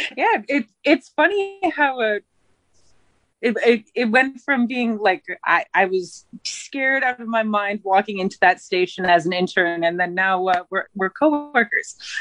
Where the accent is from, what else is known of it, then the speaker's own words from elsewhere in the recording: Haida Gwaii, British Columbia, Canada; moved away as an adult; also born or lived in Ontario / Prince George, British Columbia; I'm from Haida Gwaii, British Columbia.